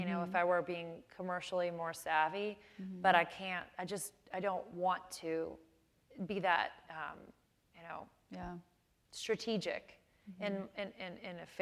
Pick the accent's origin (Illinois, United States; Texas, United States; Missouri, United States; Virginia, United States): Illinois, United States; Chicago; born or raised there